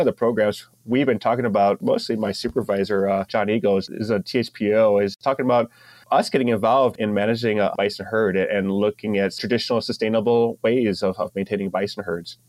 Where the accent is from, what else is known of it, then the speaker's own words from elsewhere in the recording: Ohio, United States; also born or lived in San Diego area; now in North Dakota, United States; growing up in Ohio